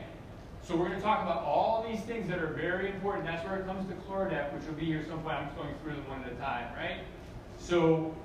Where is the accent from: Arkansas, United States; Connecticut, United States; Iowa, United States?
Connecticut, United States; moved away as an adult; also born or lived in Fort Lauderdale / Miami; I am a guy from Connecticut, right? The town I come from, there's like 3 people who aren't like everybody else